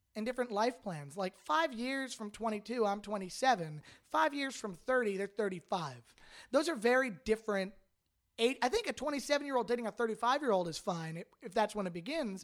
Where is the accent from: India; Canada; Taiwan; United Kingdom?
Canada; moved away as an adult; now in Los Angeles, United States; I'm a dual citizen with Canada, United States, lived in Canada my whole life